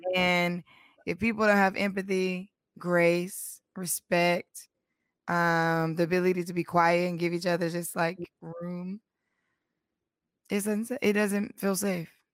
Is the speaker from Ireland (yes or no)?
no; North Carolina, United States; we are all from North Carolina